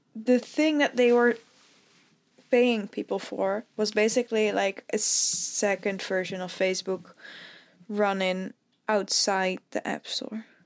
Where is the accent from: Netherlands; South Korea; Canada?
Netherlands; as a Dutch person, I've never seen more snow than, like, two centimeters.